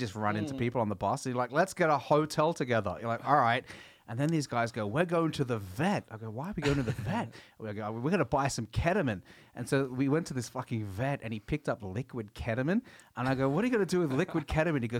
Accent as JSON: {"language": "English", "country": "Australia", "accent": "Australian", "moved": "yes", "lives_now": "Norway"}